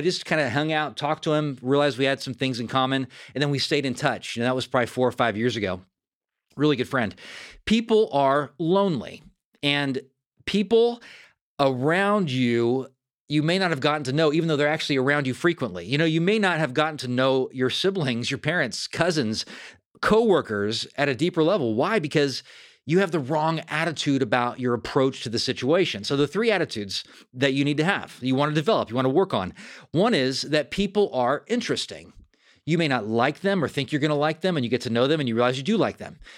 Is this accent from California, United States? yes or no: yes; Fair Oaks, California, United States; moved away; also born or lived in Sacramento; my hometown of Fair Oaks, California.